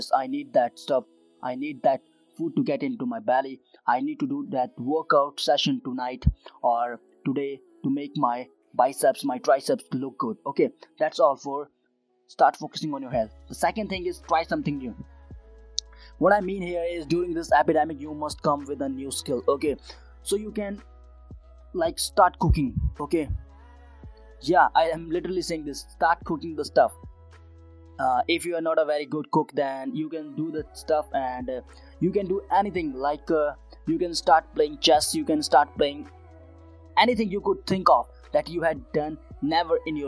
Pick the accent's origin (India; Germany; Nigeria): India; Uttarakhand; I am right now in Uttarakhand, my hometown